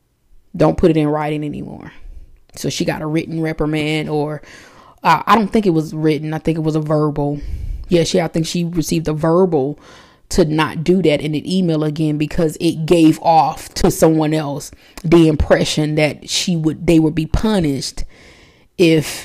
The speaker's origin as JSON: {"language": "English", "country": "United States", "said": "I'm American"}